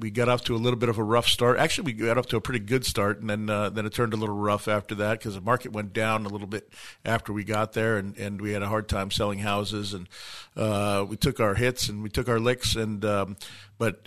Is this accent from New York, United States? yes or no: yes; New York, United States; now in Arizona, United States; I grew up in New York